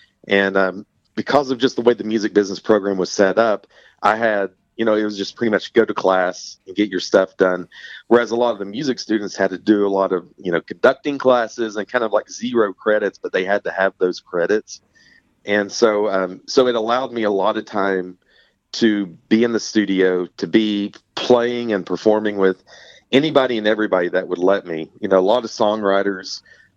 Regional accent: East Tennessee, United States; I was born and raised in East Tennessee

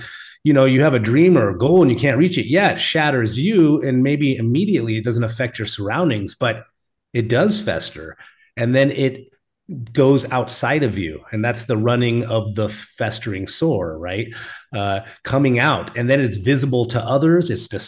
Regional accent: Alaska, United States; accent: Alaska; I should have just read it with my Alaska accent.

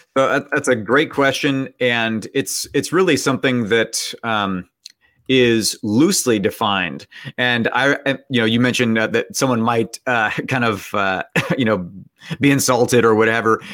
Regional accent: Bay Area, California, United States; now in West Virginia, United States; I grew up in the Bay Area, and so I would just say that I was from San Francisco, even though I was from a town nearby San Francisco

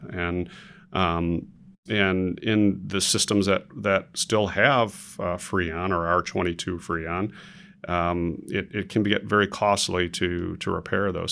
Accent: Chicago, Illinois, United States; now in Dallas, United States; Originally from Chicago, Illinois, born and raised

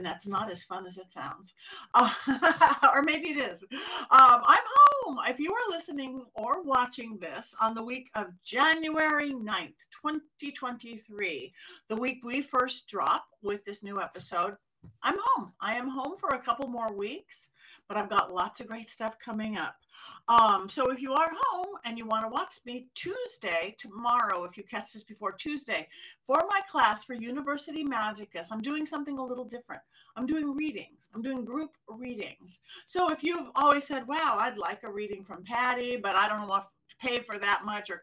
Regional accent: Los Angeles, California, United States; my hometown

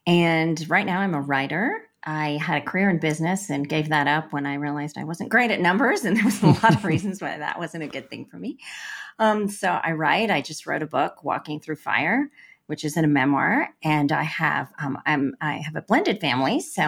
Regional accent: India; born there; Well, I was born in India to Christian parents.

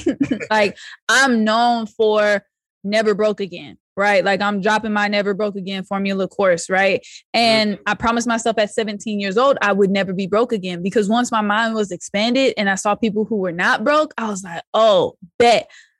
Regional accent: West Coast, United States; I'm from the West Coast, okay? So it's like real laid back, slow.

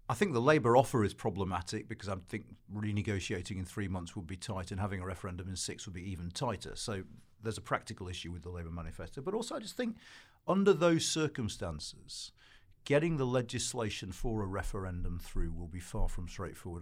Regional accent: Wakefield, Yorkshire and the Humber, United Kingdom; born or raised there

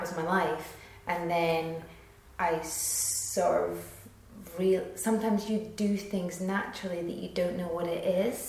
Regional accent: Edinburgh, Scotland, United Kingdom; because I was from Edinburgh

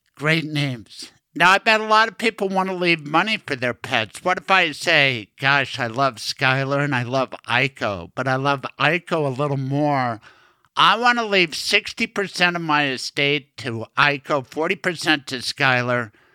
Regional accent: Colorado, United States; I was born in Colorado

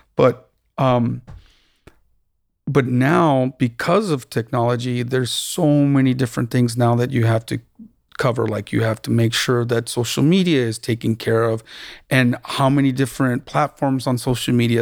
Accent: Tucson, Arizona, United States; also born or lived in Austin / New York / Cupertino; now in Los Angeles, United States; I'm originally from Tucson, Arizona, born and raised

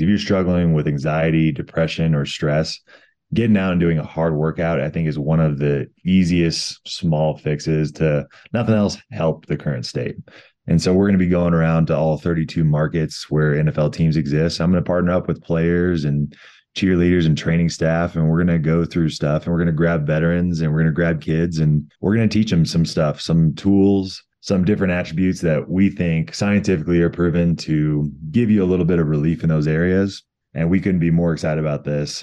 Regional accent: Colorado, United States; my home state of Colorado

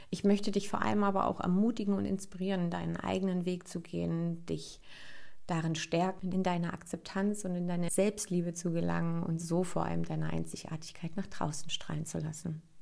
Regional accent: Berlin, Germany; accent: Berliner Schnauze; now in Leipzig, Germany; ich bin 37 Jahre alt und komme aus dem wunderschönen Leipzig. Ich bin aufgewachsen im Speckmantel Berlin. Also wenn hier so ein bisschen Berliner Schnauze durchkommt, dann liegt das daran, dass da meine Wurzeln sind.

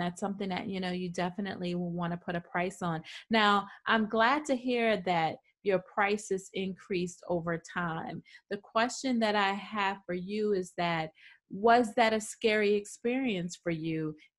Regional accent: New York, United States; I'm from New York.

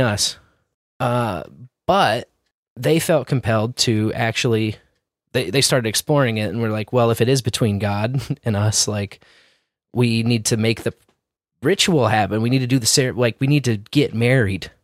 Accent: Kansas City, Missouri, United States; as a tribesman in Miccosay, growing up in Scouts, we had this honor camping program unique to this area called the Tribe of Miccosay

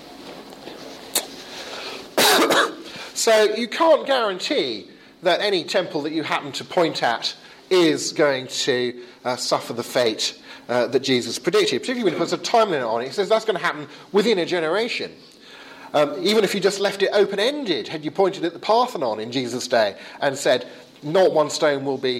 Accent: England, United Kingdom; as we English say

